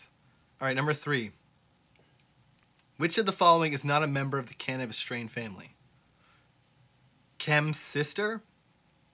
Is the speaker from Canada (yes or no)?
yes; Canada; I'm Canadian